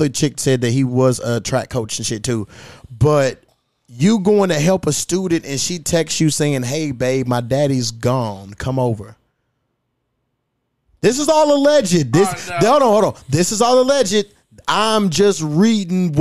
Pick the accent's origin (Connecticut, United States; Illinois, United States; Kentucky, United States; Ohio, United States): Kentucky, United States; Louisville; my hometown